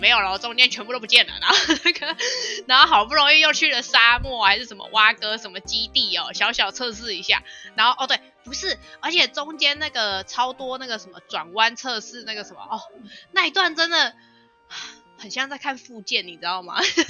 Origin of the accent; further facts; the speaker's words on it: China; 对，就是硬要加说，对我我我身为中国人，我人在国外，我还是啊很期待